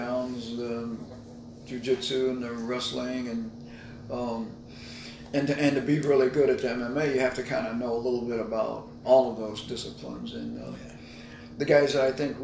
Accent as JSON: {"language": "English", "region": "Kansas", "country": "United States", "tie": "born or raised there", "said": "I grew up in Kansas"}